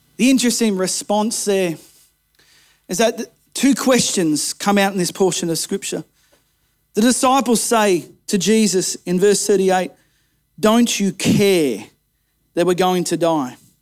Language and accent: English; Kempsey, New South Wales, Australia; born or raised there